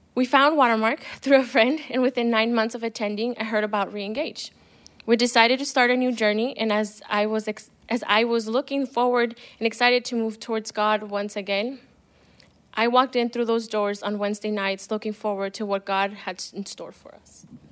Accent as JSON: {"language": "English", "town": "El Paso", "region": "Texas", "country": "United States", "tie": "born or raised there", "said": "I was born in El Paso, and I'm old, I'm the oldest of three girls"}